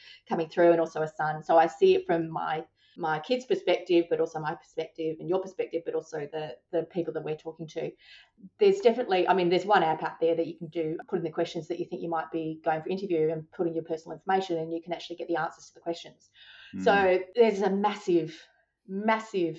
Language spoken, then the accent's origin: English; Adelaide, South Australia, Australia; moved away; I came from Adelaide